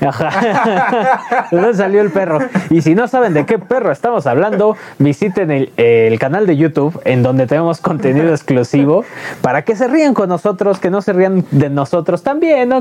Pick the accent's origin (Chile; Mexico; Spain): Mexico; nos identifican como mexicanos